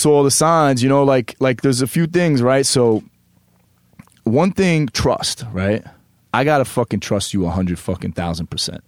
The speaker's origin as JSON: {"language": "English", "region": "New York", "country": "United States", "tie": "born or raised there", "said": "I grew up on the Upper East"}